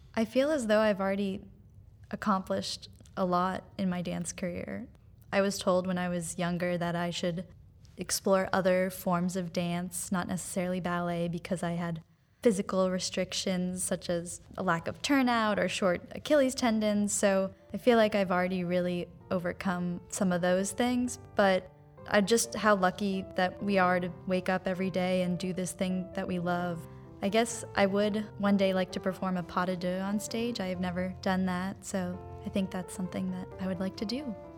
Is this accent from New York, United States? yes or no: yes; New York, United States; also born or lived in North Carolina; now in Fort Wayne, United States; I'm from New York